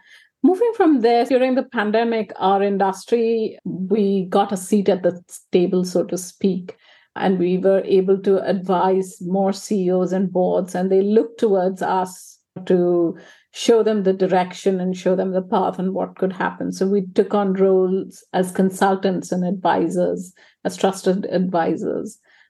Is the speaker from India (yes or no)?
yes; India; moved away as an adult; now in United Kingdom; And I noticed when I moved to the UK is that everyone was a specialist. And I came from India. I'd already worked for a decade or more. And so I was a generalist.